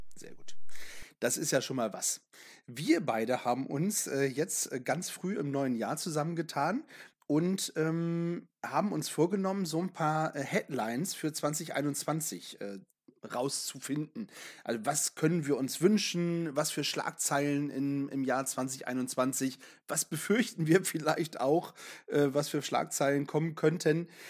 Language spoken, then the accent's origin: German; Northern Germany, Germany; hier bei uns im Norden